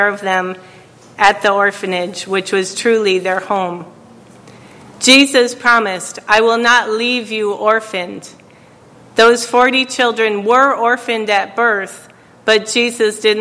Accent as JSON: {"language": "English", "region": "New York", "country": "United States", "said": "I was from New York"}